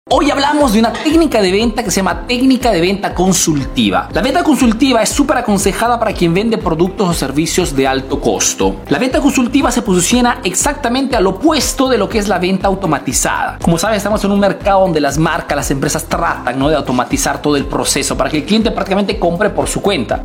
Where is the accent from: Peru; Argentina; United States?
Peru; now in Italy; soy un emprendedor peruano que vive, hace negocios en Italia